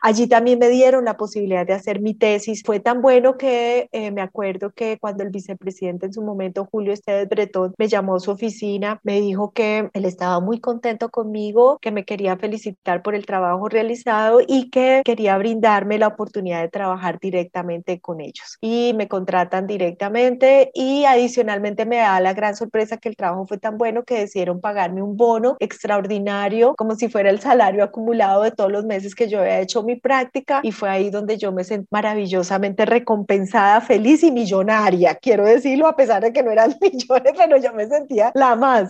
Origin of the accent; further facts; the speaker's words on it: Colombia; moved away as an adult; also born or lived in South Korea; uno decía soy colombiana